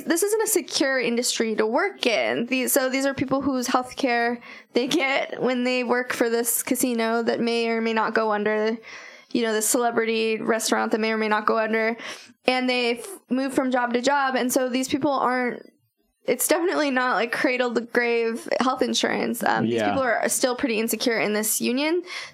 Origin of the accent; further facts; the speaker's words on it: Las Vegas, Nevada, United States; I grew up in Vegas a little bit.